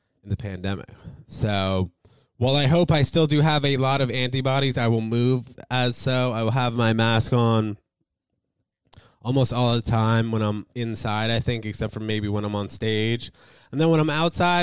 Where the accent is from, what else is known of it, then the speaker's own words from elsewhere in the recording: New York, United States; as a New Yorker